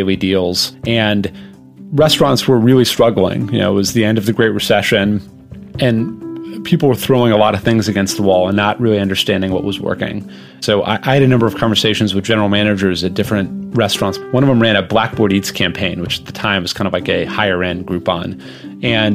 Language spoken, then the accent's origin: English; Los Angeles, California, United States; I grew up in Los Angeles in a restaurant family.